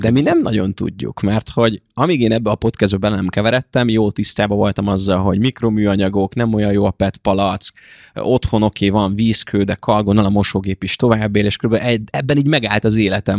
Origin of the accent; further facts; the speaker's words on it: Ajka, Veszprém County, Hungary; now in Budapest, Hungary; amiben gyerekkoromban lakok, elkerülök a kollégiumba, elkerülök egy saját albérletbe, tehát sok ideig nem tudok beleszólni abba, hogy milyen vizet iszom én. Viszont mondjuk én tudom, hogy ott Ajka környékén tök finom a csapvíz